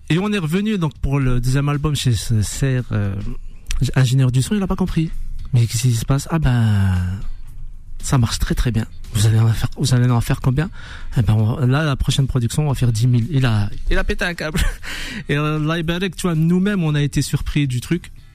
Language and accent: French; Dijon, Bourgogne-Franche-Comté, France; je viens de Dijon